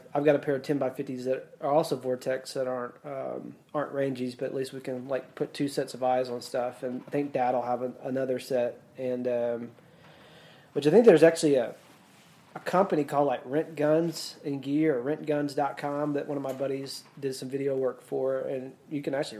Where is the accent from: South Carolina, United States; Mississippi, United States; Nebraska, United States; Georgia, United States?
Mississippi, United States; I grew up in Mississippi, you know, our woods are so thick there.